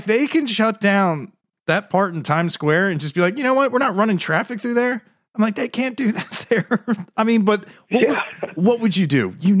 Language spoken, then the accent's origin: English; Delaware, United States; as soon as people heard I was from Delaware